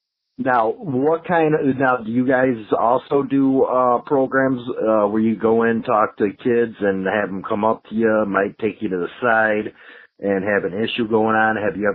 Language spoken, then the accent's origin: English; Chicago, Illinois, United States; I grew up in Chicago and stuff and was around Chicago